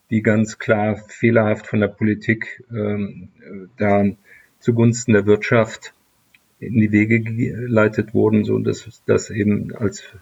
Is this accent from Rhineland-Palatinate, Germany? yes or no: no; Leverkusen, North Rhine-Westphalia, Germany; wir haben in meiner Heimatstadt äh, Leverkusen Chemie, Physik und auch äh, Biologieunterricht